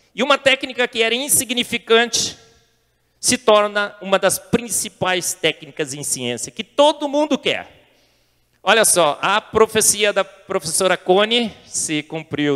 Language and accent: Portuguese; Brazil; nasci no Brasil